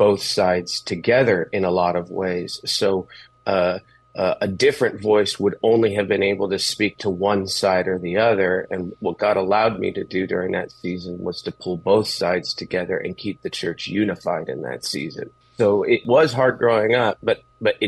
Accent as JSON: {"language": "English", "town": "Los Angeles", "region": "California", "country": "United States", "tie": "born or raised there", "said": "I grew up in East L.A."}